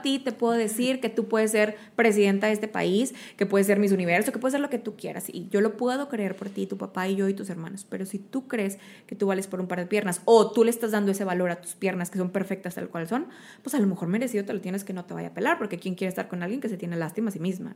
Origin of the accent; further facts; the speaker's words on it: Mexico; soy mexicano, tengo pelo café